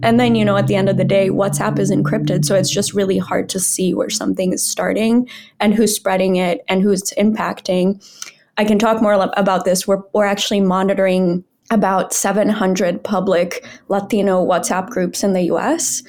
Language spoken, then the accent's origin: English; Brazil; moved away; I'm from Brazil